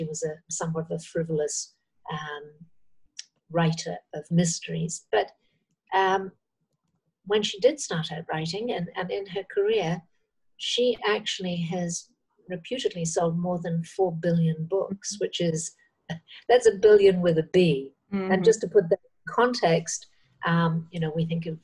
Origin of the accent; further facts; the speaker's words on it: Cross Lanes, Wales, United Kingdom; now in Thailand; I was born just on the Welsh-English border, on the Welsh side of Chester and that Cheshire Welsh border, and grew up in a very small place, which actually was not big enough to be called a village. It was called Cross Lanes.